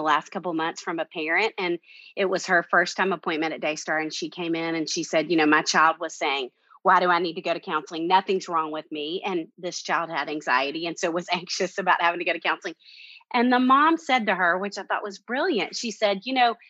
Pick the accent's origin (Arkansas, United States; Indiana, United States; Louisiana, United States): Arkansas, United States; Little Rock; moved away as an adult; now in Nashville, United States; I'm from Little Rock, Arkansas, and got into Vanderbilt grad school